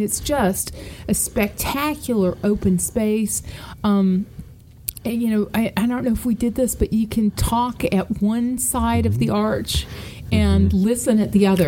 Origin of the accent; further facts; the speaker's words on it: Oxford, Ohio, United States; my family's from Southern Ohio, mm-hmm. and you know I was born in Oxford, Ohio